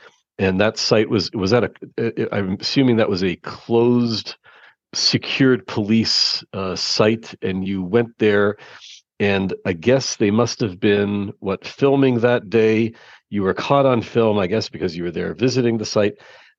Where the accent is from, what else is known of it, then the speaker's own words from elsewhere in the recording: Toronto, Ontario, Canada; moved away; I'm from Toronto originally